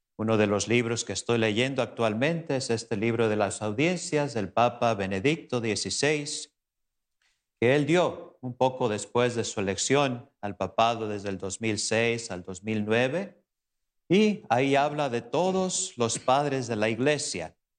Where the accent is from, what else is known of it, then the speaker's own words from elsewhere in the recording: Tecolotlán, Jalisco, Mexico; moved away; mi pueblo natal, por allá en Tecolotlán, Jalisco